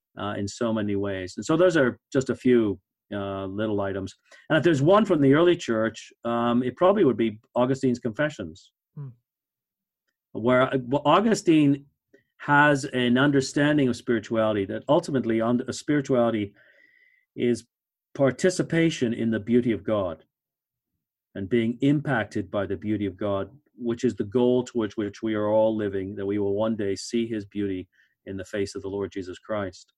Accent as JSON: {"language": "English", "country": "Canada", "said": "I'm Canadian"}